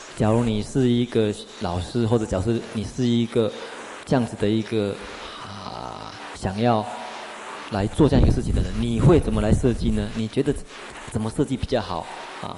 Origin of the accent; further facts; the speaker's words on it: Taiwan; first language Mandarin and Taiwanese Hokkien; 我生长在一个台湾人的家庭，我使用国语，使用台语